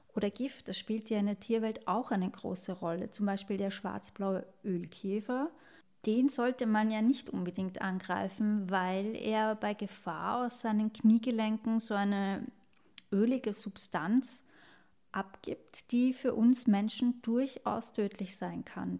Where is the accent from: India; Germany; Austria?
Austria; Vienna; Ich als Wienerin in einer Großstadt